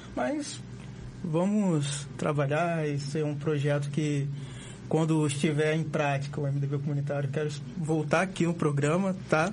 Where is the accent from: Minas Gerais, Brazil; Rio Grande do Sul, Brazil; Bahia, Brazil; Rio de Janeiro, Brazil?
Rio de Janeiro, Brazil; Campos dos Goytacazes; durante os meus 16 anos morando no Parque Aurora